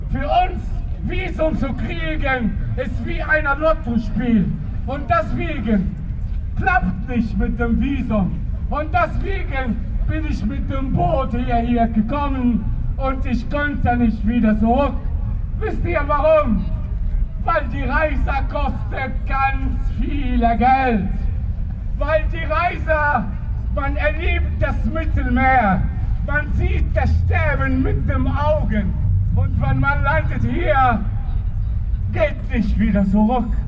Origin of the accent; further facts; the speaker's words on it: Tunisia; German is a second language; moved away as an adult; now in Germany; Tunesier, damals, wir reisen nach Europa und sie kehren wieder zurück.